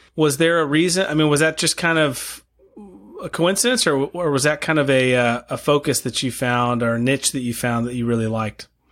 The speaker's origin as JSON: {"language": "English", "town": "El Paso", "region": "Texas", "country": "United States", "tie": "born or raised there", "also_born_or_lived": "Moscow, Idaho", "moved": "as an adult", "said": "I grew up in El Paso, Texas"}